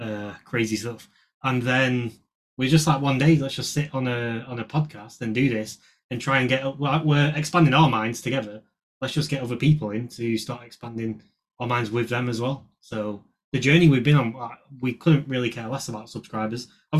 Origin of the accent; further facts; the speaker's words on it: North England, United Kingdom; we're from England, obviously. We're both from North England, but Aaron moved down to London just before COVID hit.